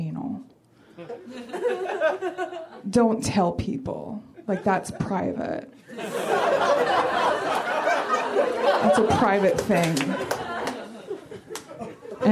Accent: Portland, Oregon, United States; now in Los Angeles, United States; I'm from Portland

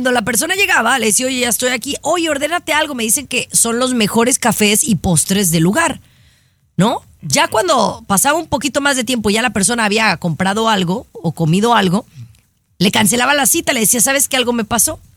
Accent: Mexico; ¿Soy una mexicana nacida en México?

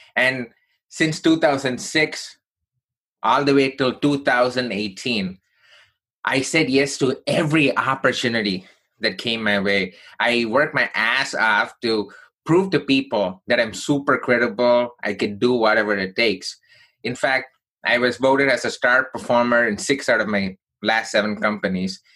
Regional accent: Chennai, Tamil Nadu, India; now in United States; I grew up in southern part of India from a place called Chennai

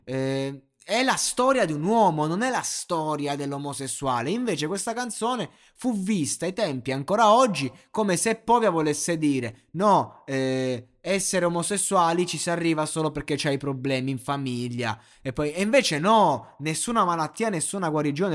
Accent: Roseto degli Abruzzi, Abruzzo, Italy; per me che sono di Roseto

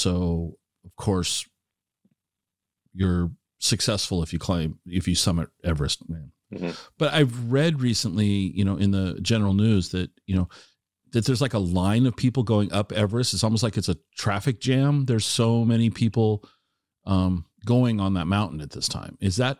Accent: Puyallup, Washington, United States; I grew up in the shadow of Rainier. I grew up in the Puyallup, Tacoma Puyallup area. So, I mean, Rainier was out my back door.

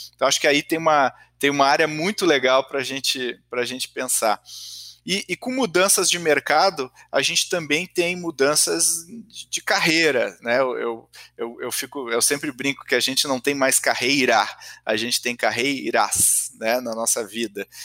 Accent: Brazil; enquanto brasileiros

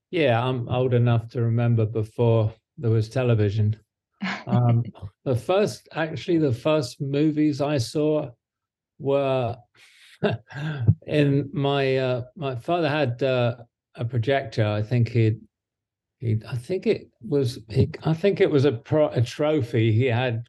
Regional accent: Devon, South West England, United Kingdom; now in Santa Monica, United States; my wife and I still have a place, a flat in England, in Devon.

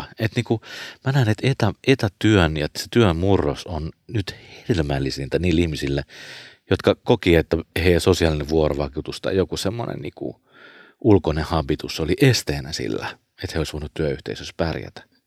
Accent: Porvoo, Uusimaa, Finland

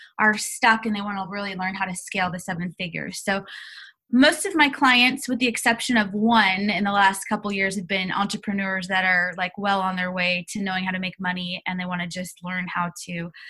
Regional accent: United States; moved away as an adult; now in Australia; I'm actually an American staying in Australia

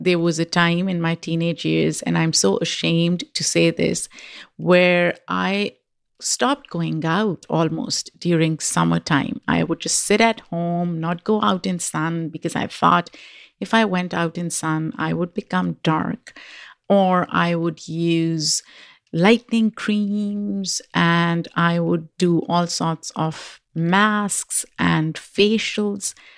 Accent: Pakistan; moved away; when I was growing up in Pakistan

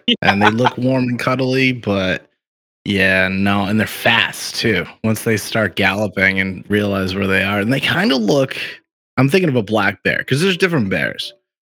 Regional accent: just outside of Boston, Massachusetts, United States; I grew up just outside of Boston, Massachusetts, here in the US

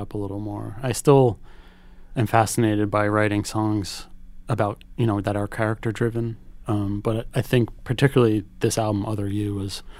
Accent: Philadelphia, Pennsylvania, United States; now in New York, United States; I grew up in Philadelphia

